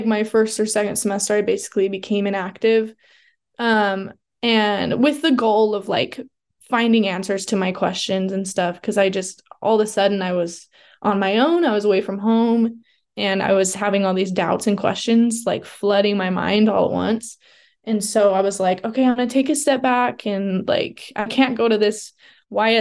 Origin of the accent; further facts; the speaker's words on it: Southern Utah, United States; I grew up in Southern Utah, so I wasn't like in the Provo BYU bubble my whole life